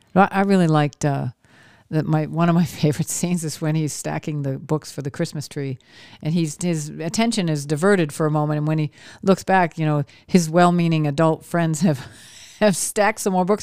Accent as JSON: {"language": "English", "region": "Maine", "country": "United States", "tie": "born or raised there", "said": "I grew up in Maine"}